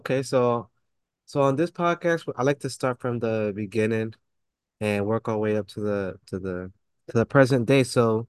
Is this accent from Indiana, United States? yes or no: no; New York City, New York, United States; me being from the Bronx, I went to school up in like 2 and 5 line